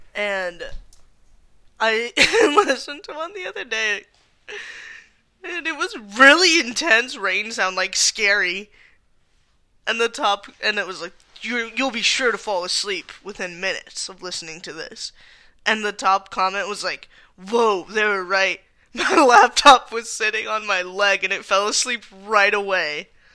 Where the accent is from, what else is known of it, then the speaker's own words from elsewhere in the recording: Tucson, Arizona, United States; we are both from Tucson